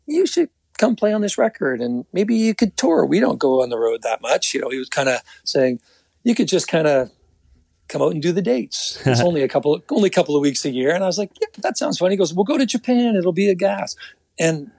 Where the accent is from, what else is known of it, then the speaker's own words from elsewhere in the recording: the Maritimes, Canada; moved away as an adult; now in Toronto, Canada; I was from the Maritimes.